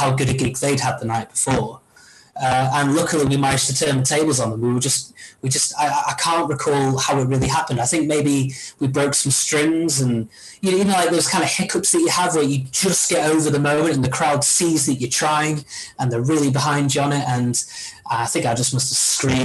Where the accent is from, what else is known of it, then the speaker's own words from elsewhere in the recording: Marple, North West England, United Kingdom; when we were growing up in Marple